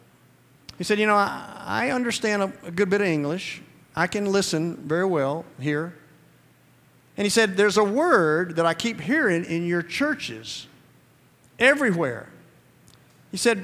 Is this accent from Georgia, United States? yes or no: yes; Georgia, United States; I'm from Georgia